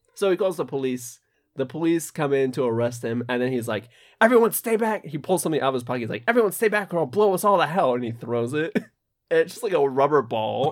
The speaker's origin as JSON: {"language": "English", "country": "United States", "said": "I'm American"}